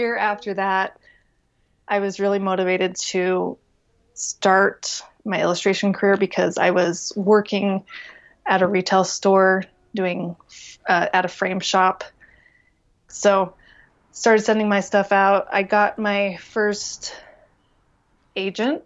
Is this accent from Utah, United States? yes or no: yes; Taylorsville, Utah, United States; I grew up in Taylorsville, Utah